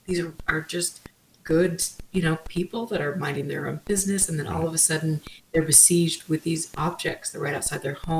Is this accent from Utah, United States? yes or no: yes; Utah, United States; I'm from Utah